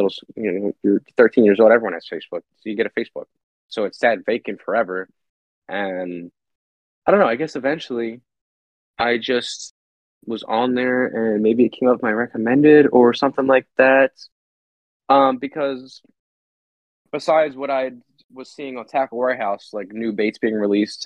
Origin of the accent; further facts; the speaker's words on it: Pennsylvania, United States; growing up in Pennsylvania